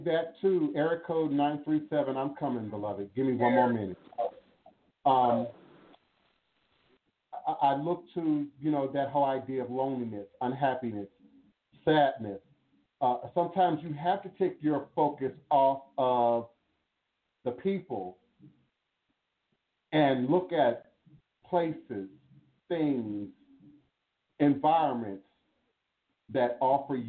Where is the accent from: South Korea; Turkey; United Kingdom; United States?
United States; Washington, District of Columbia; also born or lived in Chicago, Illinois; he moved us to the DMV